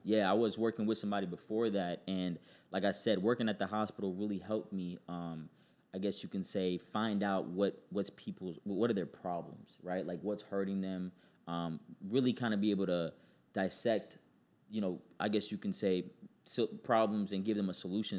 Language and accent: English; New York City, New York, United States; I was born in New York City, uh, Queens, to be exact.